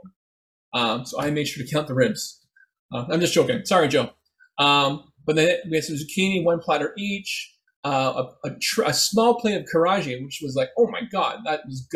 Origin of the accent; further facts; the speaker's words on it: Philippines; also born or lived in Etobicoke, Toronto; now in Toronto, Canada; we're Filipino